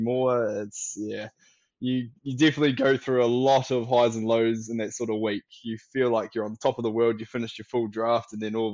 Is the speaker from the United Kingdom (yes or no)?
no; Dunedin, Otago, New Zealand; I'm from Dunedin, but I'm Māori whakapapa back up to Kapiti Coast, Wellington, Waikato Way, Taranaki